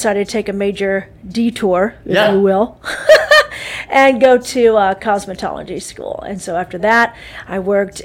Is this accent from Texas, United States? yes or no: yes; Dallas, Texas, United States; also born or lived in St. Louis, Missouri / Bowling Green, Kentucky; now in Anderson, United States; born in St. Louis, grew up in Dallas, Texas